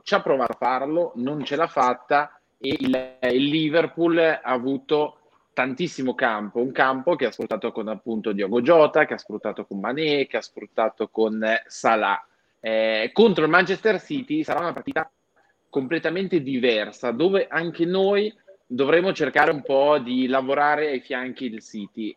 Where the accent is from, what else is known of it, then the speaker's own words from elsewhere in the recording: Switzerland; sono svizzero, vengo da un piccolo comune